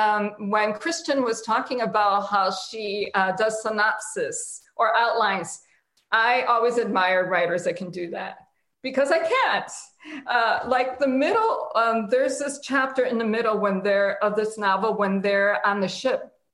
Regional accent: United States; growing up in the United States, because I wasn't Puerto Rican enough in my family, and I wasn't American enough outside my family.

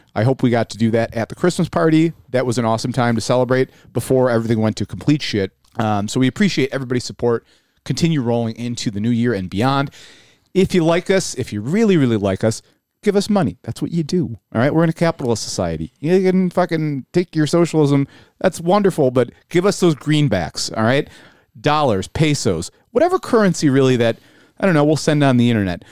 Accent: Buffalo, New York, United States; We're from Buffalo

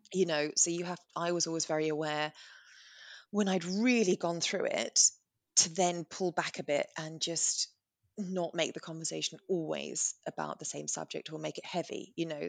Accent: England, United Kingdom; We're English

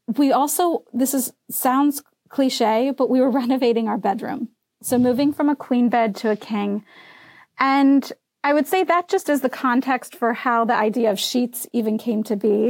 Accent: Midwest, United States; now in Chatham, New Jersey, United States; I'm from the Midwest originally

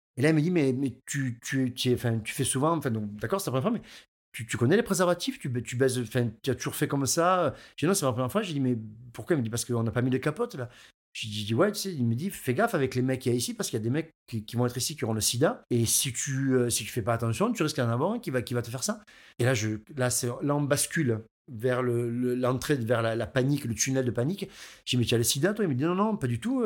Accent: Aigues-Mortes, Occitania, France; je suis d'Aigues-Mortes, je suis un local

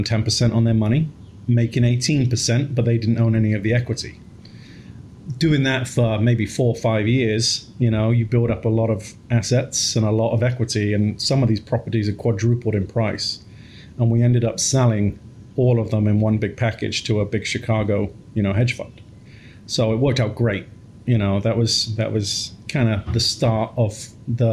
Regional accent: England, United Kingdom; moved away; I grew up in England, single mom, three boys

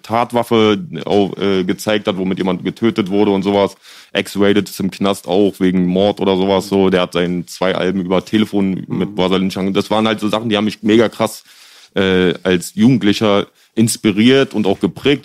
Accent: Berlin, Germany; ich bin halt auch in Kreuzberg aufgewachsen

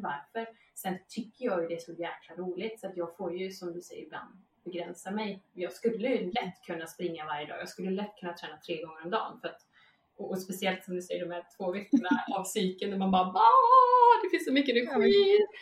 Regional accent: Vara, Västra Götaland, Sweden; moved away as an adult; now in Båstad, Sweden; inte från Båstad, jag bor i Båstad nu, men jag är från Slätta, från Varaslätta

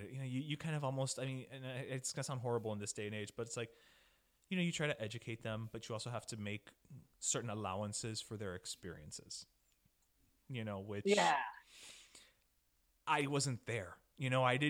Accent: Miami, Florida, United States; We grew up in Miami

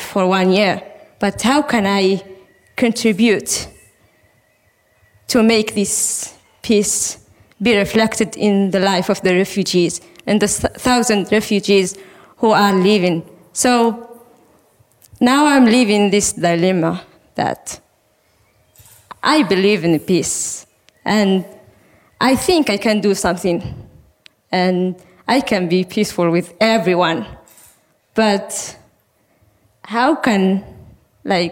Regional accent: Sahrawi refugee camps in Algeria, Tindouf, Algeria; moved away as an adult; also born or lived in Western Sahara; now in Norway; I was born in the Sahrawi refugee camps in Algeria. I grew up in the refugee camps

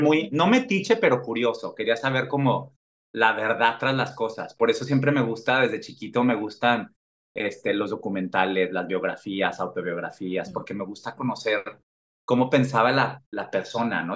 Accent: Mexico; moved away; como mexicano en el extranjero

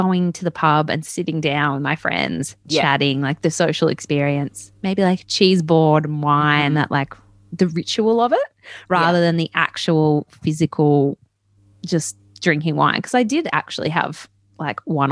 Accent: Newcastle, New South Wales, Australia; me growing up in Newcastle

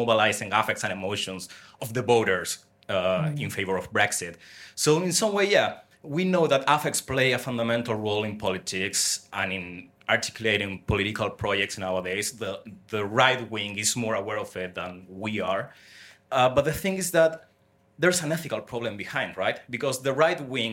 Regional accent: Chile; I come from Chile

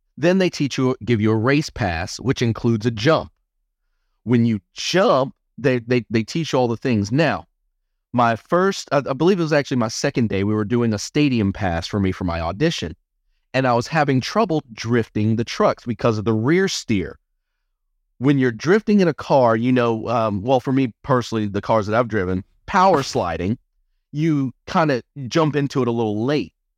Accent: Albany, Georgia, United States; moved away; I didn't ever think that I would get out of my hometown of Albany, Georgia

